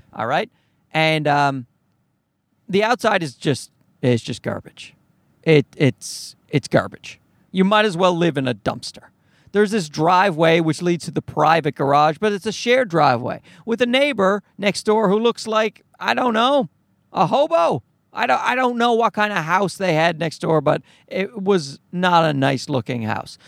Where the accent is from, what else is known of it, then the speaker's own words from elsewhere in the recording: Newfoundland and Labrador, Canada; I'm from Newfoundland.